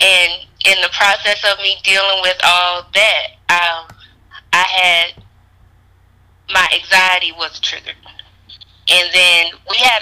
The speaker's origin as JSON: {"language": "English", "town": "Sumter", "region": "South Carolina", "country": "United States", "also_born_or_lived": "Charlotte, North Carolina", "moved": "as an adult", "said": "I am from Sumter, South Carolina. I've been living in Charlotte for the last 15 years, then I moved back to South Carolina."}